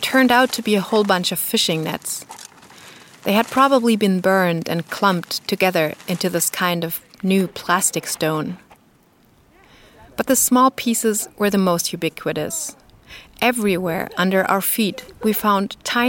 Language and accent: English; Berlin, Germany; my hometown Berlin